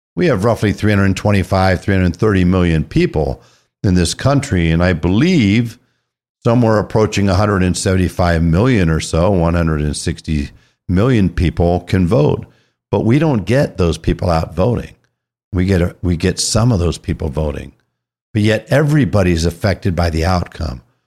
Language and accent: English; California, United States; moved away as an adult; I was raised in California